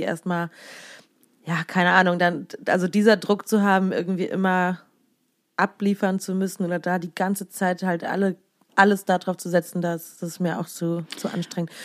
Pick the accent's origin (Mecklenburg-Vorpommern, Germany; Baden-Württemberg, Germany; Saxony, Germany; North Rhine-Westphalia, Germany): North Rhine-Westphalia, Germany; Siegen; moved away as an adult; also born or lived in Cologne; da kam ich aus Siegen-Achenbach, also aus meiner Heimat